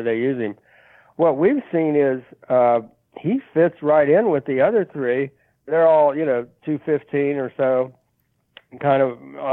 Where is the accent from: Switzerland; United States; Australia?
United States; Midwest; as a Midwesterner